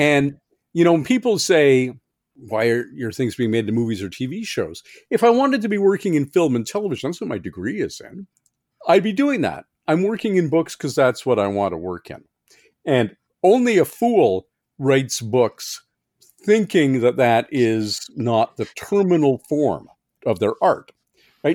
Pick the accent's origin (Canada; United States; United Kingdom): Canada; I'm a Canadian science fiction writer